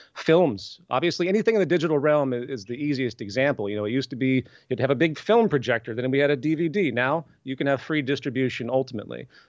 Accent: the South, United States; I'm from the South

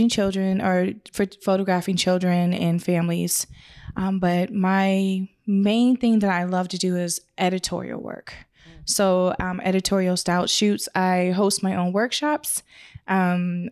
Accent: Canada; moved away; I'm Canadian. I'm from Canada

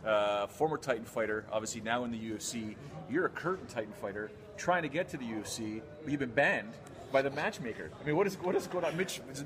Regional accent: Canada; I'm a Canadian.

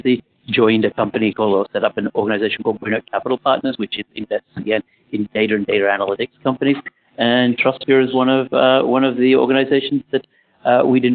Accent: Australia; I grew up in Australia

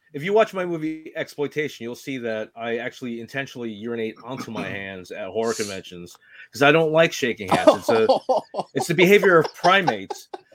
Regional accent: Northeast, United States; I don't know if it's because I'm from the Northeast.

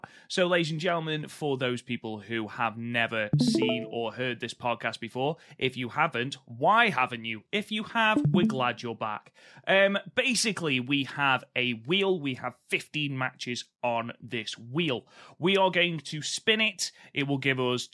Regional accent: Stoke-on-Trent, West Midlands, United Kingdom; I'm from Stoke

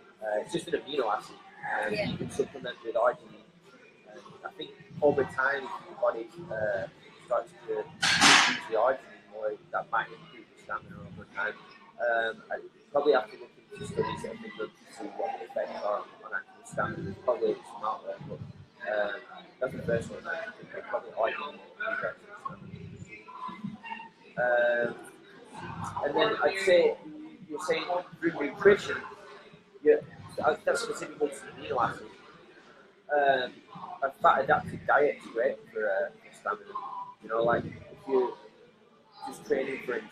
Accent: Blackburn, North West England, United Kingdom; now in Los Angeles, United States; I'm from Blackburn, which is a small town.

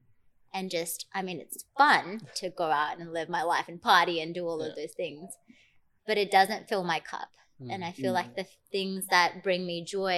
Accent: Fiji; now in Australia; my sister and I grew up in Fiji

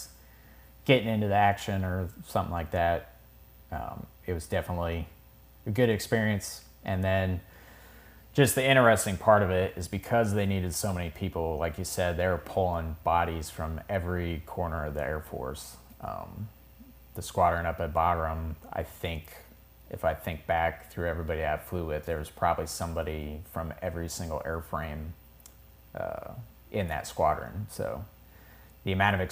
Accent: outside Ellsworth, South Dakota, United States; I grew up outside of Ellsworth, so one of the B-1 bases. So we had B-1s flying over town, like, my entire childhood.

